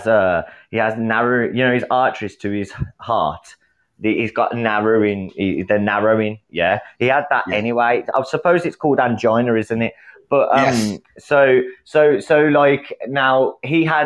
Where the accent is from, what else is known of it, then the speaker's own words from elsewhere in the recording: England, United Kingdom; I'm from England